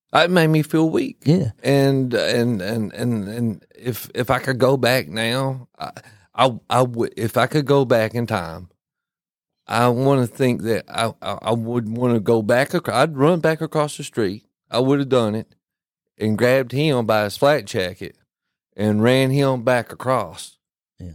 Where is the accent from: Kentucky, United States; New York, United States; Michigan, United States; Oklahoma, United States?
Kentucky, United States; they hear my accent and they'd say where are you from I'd say Kentucky